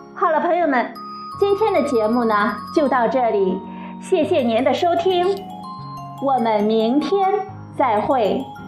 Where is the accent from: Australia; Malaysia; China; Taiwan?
China; 最早是由我们中国人发现的